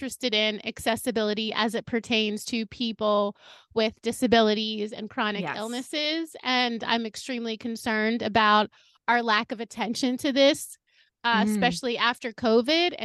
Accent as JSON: {"language": "English", "town": "New York City", "region": "New York", "country": "United States", "said": "as a New Yorker"}